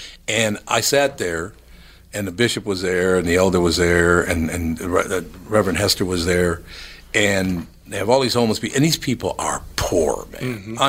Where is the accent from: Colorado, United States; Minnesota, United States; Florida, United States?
Minnesota, United States; Minneapolis; because I grew up in North Minneapolis, and I love North Minneapolis